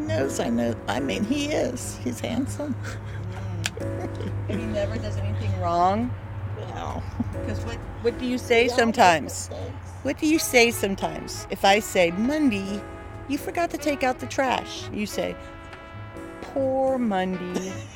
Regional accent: Texas, United States; growing up in Texas

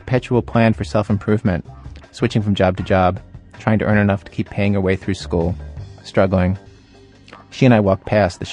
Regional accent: suburbs outside of Baltimore, Maryland, United States; I grew up in the Jewish suburbs outside of Baltimore

